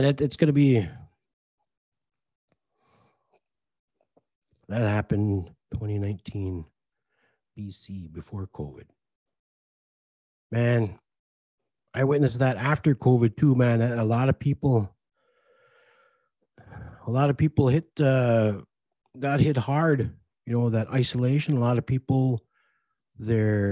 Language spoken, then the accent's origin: English; Red Lake, Minnesota, United States; growing up in Red Lake